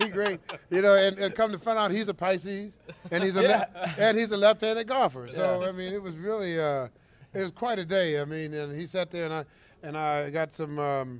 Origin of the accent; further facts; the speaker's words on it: Midwest, United States; I'm from the Midwest.